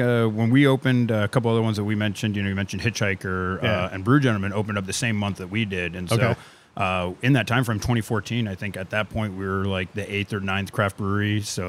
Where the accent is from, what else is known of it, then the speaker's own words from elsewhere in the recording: Western Pennsylvania, United States; now in Pittsburgh, United States; We grew up in Western Pennsylvania.